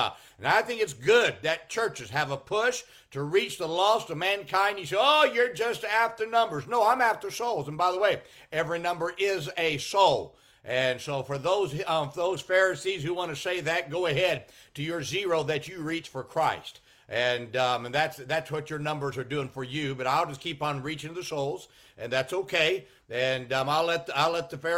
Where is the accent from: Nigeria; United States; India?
United States; Chattanooga, Tennessee; also born or lived in Conway, South Carolina; I was physically born on July 1st, around 9 p.m. at night in Chattanooga, Tennessee